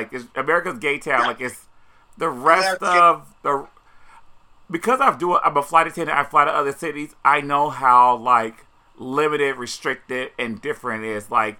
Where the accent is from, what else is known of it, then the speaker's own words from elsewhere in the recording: Indiana, United States; now in New York City, United States; growing up in Indiana, I would never, ever live outside of New York City